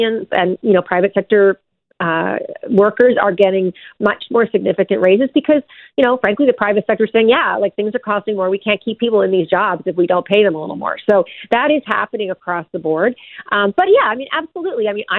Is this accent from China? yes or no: no; Newfoundland and Labrador, Canada; now in Ontario, Canada; I grew up in Newfoundland, born and raised.